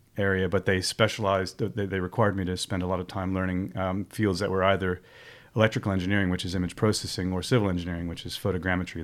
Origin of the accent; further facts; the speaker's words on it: Montclair, New Jersey, United States; I come originally from the East Coast of the U S, from, uh, a place called Montclair, New Jersey, um, where I was born and raised